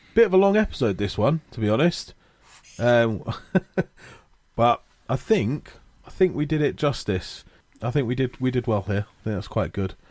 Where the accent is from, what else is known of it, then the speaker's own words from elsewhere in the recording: Watford, East of England, United Kingdom; Growing up in Watford, uh, I used to go to all the Watford games